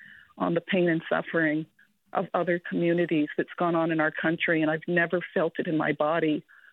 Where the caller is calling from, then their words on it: Berkeley, California, United States; I'm Japanese American. I live in Berkeley, and I'm the granddaughter of Japanese immigrants.